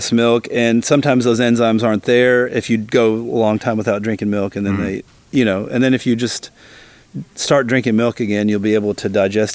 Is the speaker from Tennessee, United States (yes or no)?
yes; Nashville, Tennessee, United States; moved away as an adult; also born or lived in Germany / East Knox County, Tennessee; now in Knoxville, United States; I'm from Nashville, which is a big city, and I had a lot of Indians in my high school